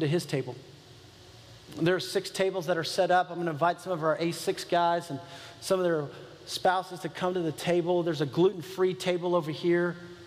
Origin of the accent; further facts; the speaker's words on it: United States; being an American